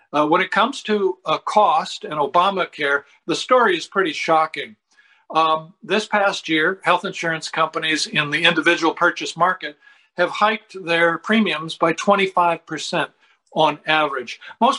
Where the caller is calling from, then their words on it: Sarasota, Florida, United States; I'm calling you from Sarasota, Florida.